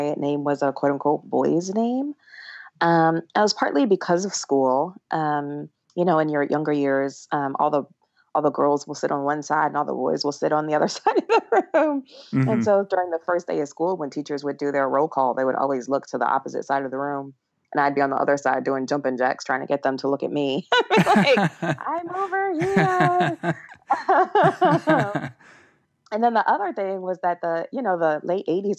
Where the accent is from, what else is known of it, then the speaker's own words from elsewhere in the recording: Toledo, Ohio, United States; I grew up in Toledo, Ohio